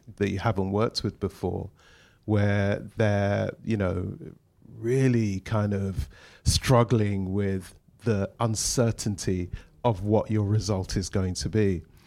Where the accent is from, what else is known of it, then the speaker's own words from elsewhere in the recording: London, United Kingdom; we we grew up in Shepherd's Bush, which is only down the road